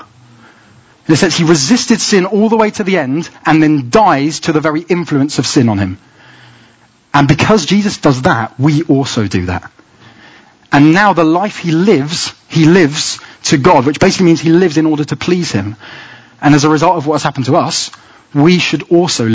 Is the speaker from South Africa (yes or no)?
no; England, United Kingdom; Inside, I know I'm British. My identity is to be English.